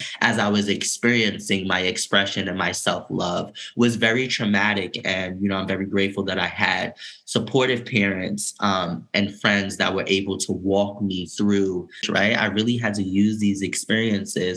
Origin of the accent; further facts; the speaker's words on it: New York City, New York, United States; moved away as an adult; growing up in New York City, and then returning there to fulfill my professional career